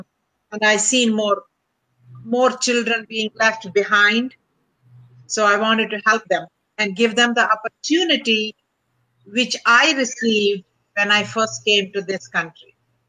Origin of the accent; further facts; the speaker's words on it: India; English is a second language; moved away as an adult; now in United States; Well, I came with my husband, and I was a physician from India.